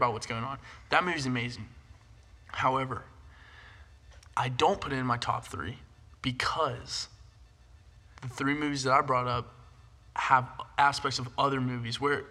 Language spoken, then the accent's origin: English; United States; I am an American